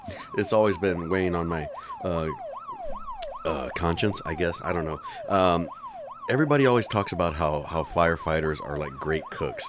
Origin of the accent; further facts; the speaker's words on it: San Antonio, Texas, United States; I gotta go with my hometown team.